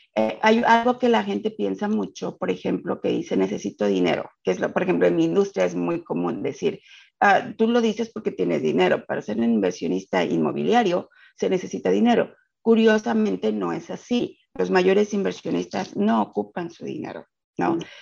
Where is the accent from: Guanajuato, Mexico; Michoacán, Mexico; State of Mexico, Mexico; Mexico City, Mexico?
Mexico City, Mexico; moved away as an adult; now in United States; soy de la Ciudad de México y emigré a Estados Unidos hace 12 años